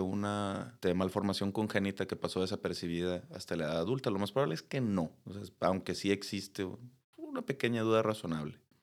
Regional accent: Mexico; como latinoamericanos, no digamos solo mexicanos

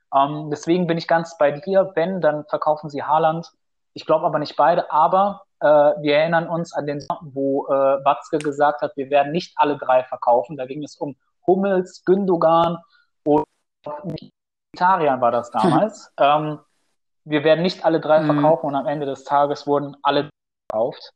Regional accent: Bielefeld, North Rhine-Westphalia, Germany; wir sind nämlich beide aus Bielefeld

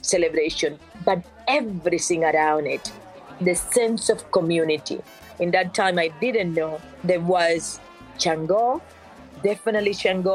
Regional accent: La Vega, Matanzas, Cuba; moved away as an adult; now in United States; Growing up in Cuba, in the town of La Vega, in the municipality of Manguito, in the region of Colón, and then in the province of Matanzas

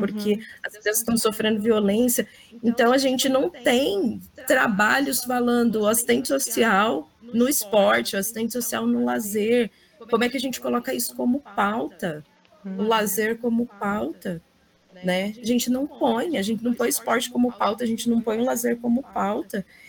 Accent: Brazil; enquanto brasileira

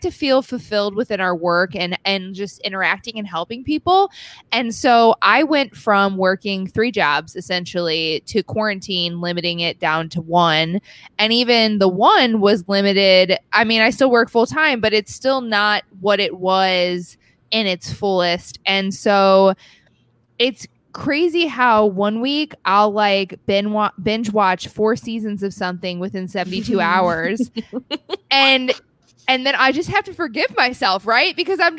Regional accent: New York, United States; Long Island.

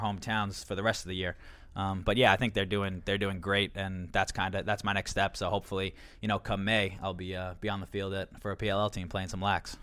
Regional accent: Long Island, New York, United States; growing up on Long Island

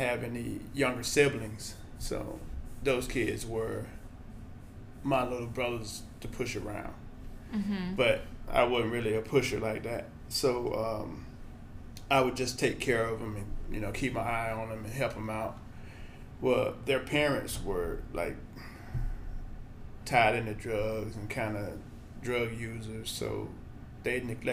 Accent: Birmingham, Alabama, United States; moved away as an adult; now in Lawrence, United States; So I'm originally from Birmingham, Alabama. Grew up there

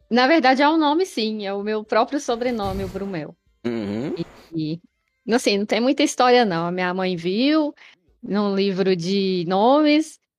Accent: Betim, Minas Gerais, Brazil; Eu sou de Minas Gerais, é, região metropolitana de Belo Horizonte, né, Betim?

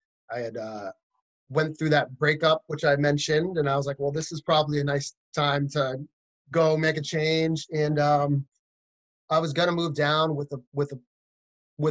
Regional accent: central Massachusetts, United States; moved away as an adult; also born or lived in Boston, Massachusetts; now in Nashville, United States; I grew up in Massachusetts, kind of in the central part of the state.

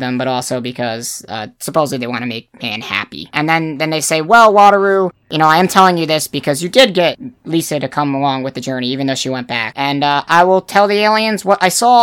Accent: New Jersey, United States; I'm from New Jersey

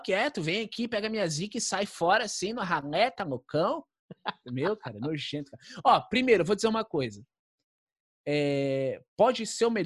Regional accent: Rio Grande do Sul, Brazil; Eu sou gaúcho, tá? Eu posso falar mal de gaúcho. Eu tenho toda a liberdade para falar

